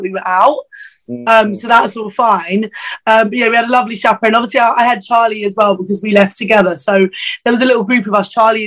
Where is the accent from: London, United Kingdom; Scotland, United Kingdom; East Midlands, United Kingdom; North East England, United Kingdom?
London, United Kingdom; I'm from North London, Finchley